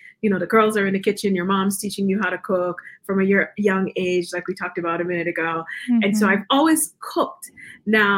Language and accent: English; Guyana; moved away as an adult; also born or lived in New York, United States; now in Denver, United States; I grew up in Guyana. I moved to the U.S. when I was about 18 and went to college in New York.